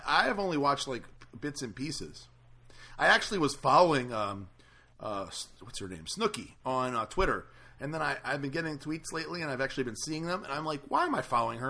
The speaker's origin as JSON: {"language": "English", "town": "New Orleans", "region": "Louisiana", "country": "United States", "moved": "yes", "said": "I'm originally from New Orleans."}